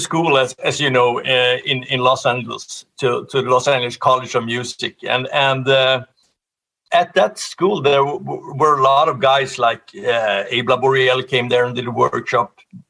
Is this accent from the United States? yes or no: no; Sweden; English is a second language; Well, I was studying music in both in gymnasium and high school. We call it gymnasium. And then pre-college and everything. I did 4 years in Sweden of that.